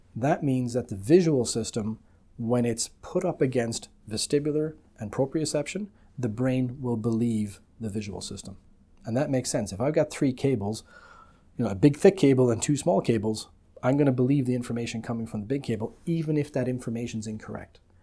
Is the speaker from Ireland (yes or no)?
yes; Ireland; moved away as an adult; also born or lived in United Kingdom / London; now in Canada; I'm originally from the Republic of Ireland